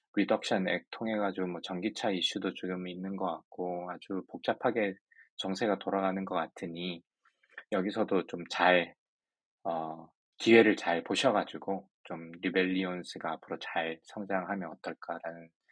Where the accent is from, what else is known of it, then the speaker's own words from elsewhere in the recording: Ulsan, South Korea; 저는 일단 울산 출신이라서